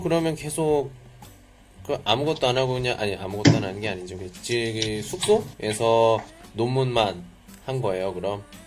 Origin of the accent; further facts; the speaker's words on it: South Korea; moved away as an adult; now in China; 저도 포함되는 한국 사람들의 보통 그 성격이 있어요